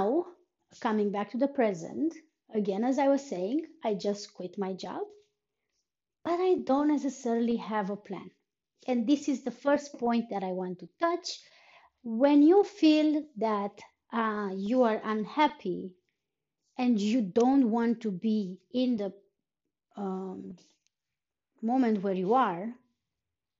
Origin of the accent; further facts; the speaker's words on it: Romania; moved away as an adult; now in Iceland; I've been living in Iceland on and off for almost for more than 3 years, but I am from Romania